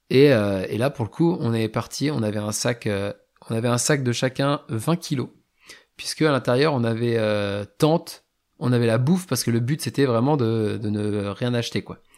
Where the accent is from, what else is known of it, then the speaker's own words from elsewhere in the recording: France; ah ouais mais je suis français donc, je colonisateur.